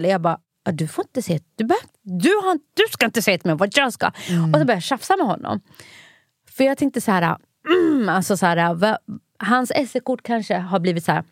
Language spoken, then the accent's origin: Swedish; Norrland, Sweden; now in Stockholm, Sweden; jag kommer ju från Norrland. Och här i Stockholm, vet, ibland när min så här, dialekt så här, shinar igenom så kan jag ju bli diskriminerad